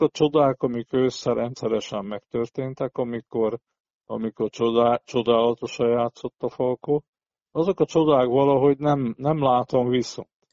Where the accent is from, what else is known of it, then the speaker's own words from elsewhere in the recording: Szombathely, Vas, Hungary; szombathelyi ember vagyok